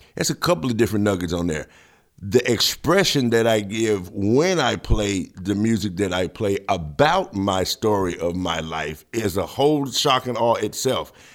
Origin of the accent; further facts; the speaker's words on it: Memphis, Tennessee, United States; I grew up in Memphis